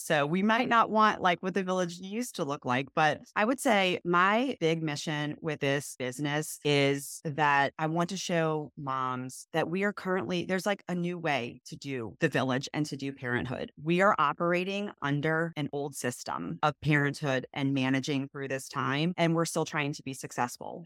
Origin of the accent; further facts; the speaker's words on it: New Orleans, Louisiana, United States; I am from New Orleans. My husband is as well, and we are now raising our three children there